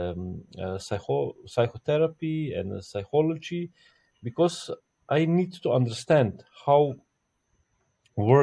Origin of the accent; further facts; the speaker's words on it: Slovenia; From Slovenia. I'm born in Yugoslavia, but now it's just Slovenia